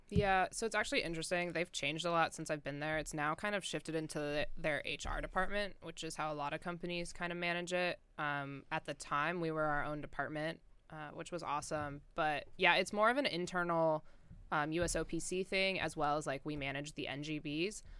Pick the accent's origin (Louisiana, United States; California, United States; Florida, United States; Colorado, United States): Colorado, United States; moved away as an adult; now in Athens, Ohio, United States; growing up in Colorado